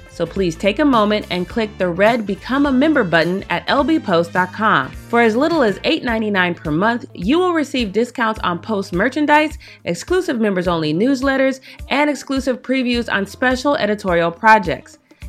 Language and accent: English; Denver, Colorado, United States; now in Los Angeles, United States; I remember when I moved to LA from Denver